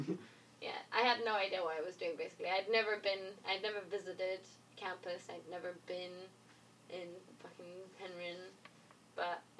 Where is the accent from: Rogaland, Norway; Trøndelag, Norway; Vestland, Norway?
Vestland, Norway; Florø; moved away as an adult; also born or lived in Grimstad, Norway; now in Cornwall, United Kingdom; Florø and Grimstad. So, the first one was my hometown